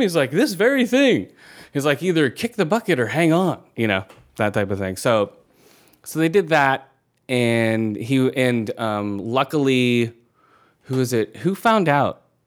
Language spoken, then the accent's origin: English; Thailand; moved away; I was born in Thailand, so I'm Asian